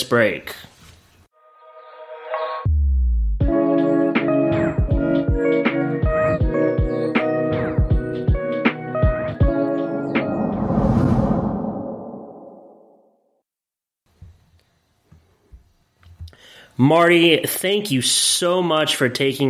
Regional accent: Williamsport, Pennsylvania, United States; I was raised in Williamsport, Pennsylvania

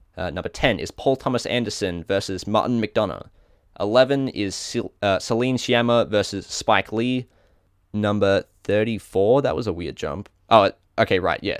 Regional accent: Australia; accent: Australian; my Australian accent

